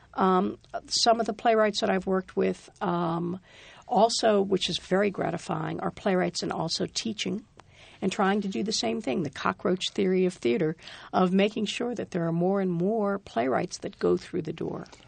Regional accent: Rhode Island, United States; also born or lived in New York; I'm from Rhode Island.

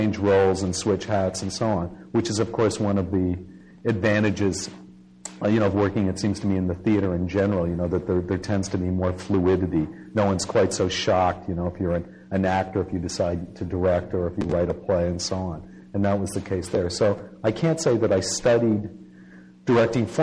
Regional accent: Canada; moved away; also born or lived in Toronto; I grew up in Canada

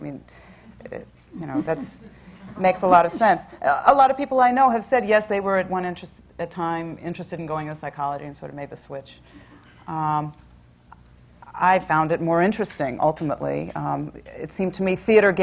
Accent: Virginia, United States; I grew up in Virginia

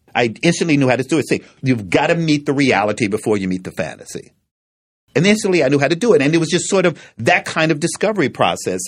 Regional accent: Frankfort, Kentucky, United States; when I was growing up in Frankfort, Kentucky, for the first five or six years of my life, it was a segregated town.

